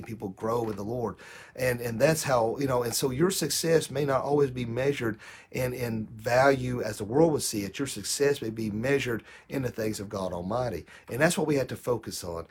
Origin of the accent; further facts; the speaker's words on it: United States; United States